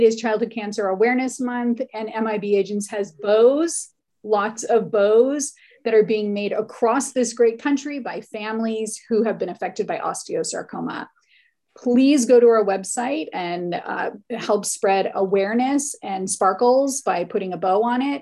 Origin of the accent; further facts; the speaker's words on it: Hawaii, United States; I grew up in Hawaii